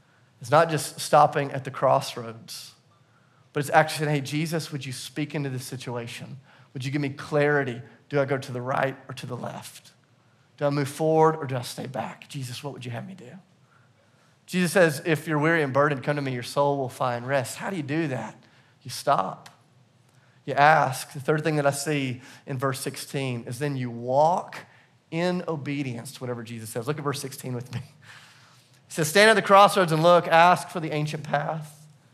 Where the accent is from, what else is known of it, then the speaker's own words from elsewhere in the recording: the South, United States; on the inside, it felt a little weird, but because I'm from the South, on the outside, I was like, oh, that's awesome.